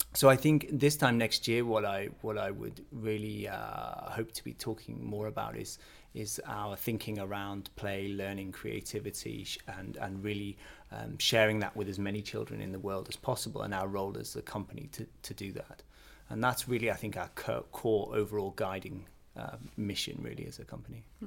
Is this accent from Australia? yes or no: no; Northern England, United Kingdom; also born or lived in Canada; now in Billund, Denmark; I come from a, a, small town in northern England